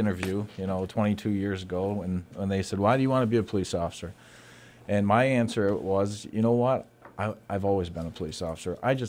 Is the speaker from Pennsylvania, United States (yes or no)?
no; New York, United States; also born or lived in Latham, New York; However, when I was in high school, my father had relocated to Cortland County, New York, which is smack dab in the center of New York State